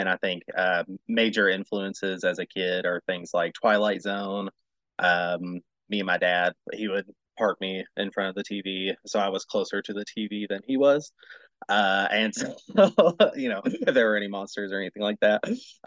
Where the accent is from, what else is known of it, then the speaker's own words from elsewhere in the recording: Bowling Green, Kentucky, United States; I was born and raised in Bowling Green, where WKU is